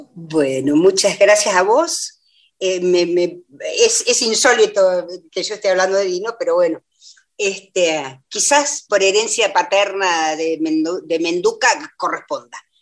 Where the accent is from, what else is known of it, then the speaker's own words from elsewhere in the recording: La Pampa, Argentina; moved away as an adult; now in Buenos Aires, Argentina; yo me formé en La Pampa y por, por, lo tanto soy pampeana.